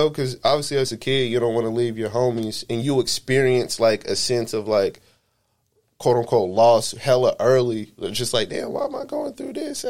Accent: Honolulu, Hawaii, United States; born there; also born or lived in El Paso, Texas / Killeen, Texas; So I was born in Honolulu. I was there for a little bit.

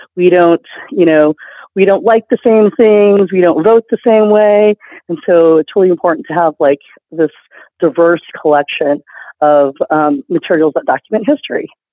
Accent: Houston, Texas, United States; to be back in Houston, which is uh, my hometown

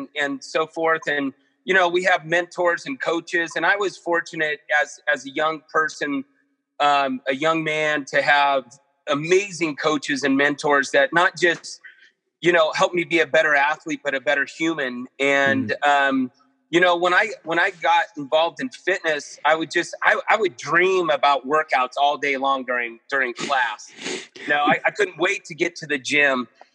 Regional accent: Modesto, California, United States; also born or lived in Chico, California / Mammoth Lakes, California / Portland; I grew up in Modesto, California, Northern California.

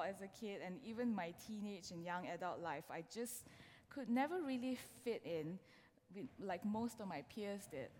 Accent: Malaysia; moved away as an adult; now in London, United Kingdom; I am originally from Malaysia. I moved to this country, to London specifically, with my husband and my now 9-year-old son. So we've been here for 5 years now.

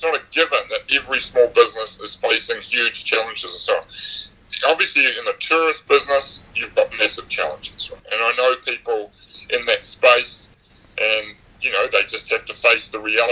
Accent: Upper Hutt, Wellington, New Zealand; moved away; I grew up in Upper Hutt, felt very claustrophobic in Upper Hutt

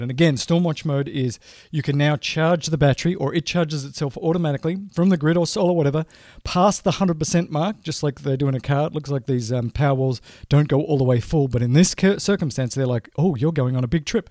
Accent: Australia; moved away as an adult; now in United States; I'm Australian by birth and, you know, grew up there and went to school there

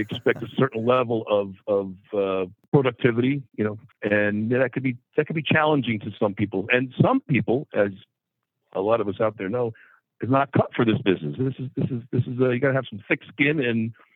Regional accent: Hawthorne, New Jersey, United States; also born or lived in Midland, Michigan; I'm actually from Hawthorne, New Jersey

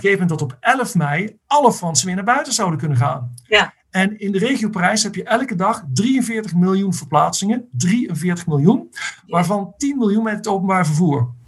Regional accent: Netherlands; moved away; als Nederlanders

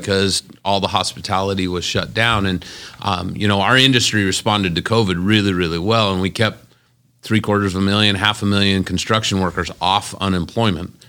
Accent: Las Vegas, Nevada, United States; I'm born and raised in Las Vegas. I've never lived any place else.

